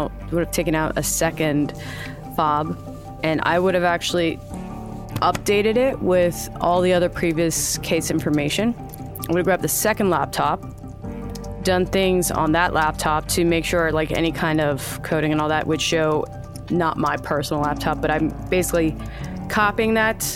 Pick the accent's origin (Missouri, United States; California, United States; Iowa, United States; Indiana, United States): California, United States; Oceanside; born there; Yeah, I was born in Oceanside. I was born at the Naval Base.